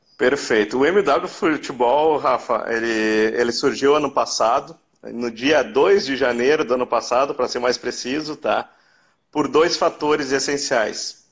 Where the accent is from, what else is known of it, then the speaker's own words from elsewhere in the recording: Novo Hamburgo, Rio Grande do Sul, Brazil; Eu sou de Novo Hamburgo, que é na região metropolitana de Porto Alegre, aqui no Rio Grande do Sul